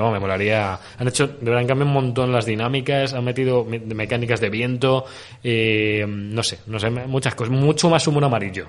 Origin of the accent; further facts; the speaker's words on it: Spain; somos más de Sony en España